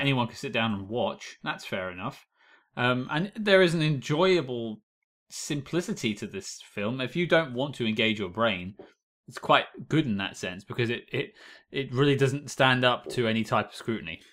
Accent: United Kingdom; being British

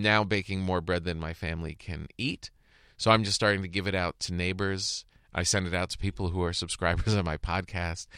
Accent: Bergen County, New Jersey, United States; moved away; also born or lived in East Rutherford, New Jersey; I lived in Bergen County my whole childhood

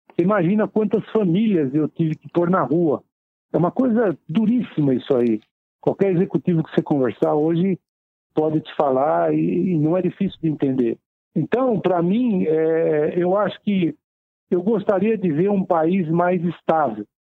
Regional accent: Taubaté, São Paulo, Brazil; now in São Paulo, Brazil; já nasci no interior, sou de Taubaté, do Vale do Paraíba. É, estou em São Paulo desde os meus 12 anos de idade

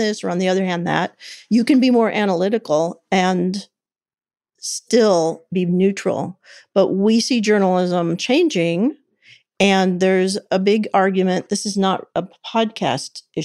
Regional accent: Kansas City, United States; I grew up in the big city of Kansas City

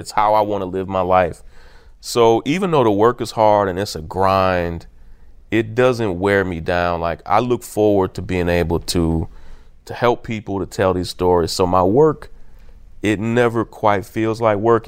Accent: Kentucky, United States; also born or lived in California / Atlanta; now in Brooklyn, United States; I grew up in Kentucky where we didn't have a pro team

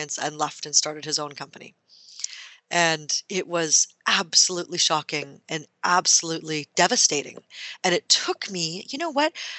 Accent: Canada; I am Canadian

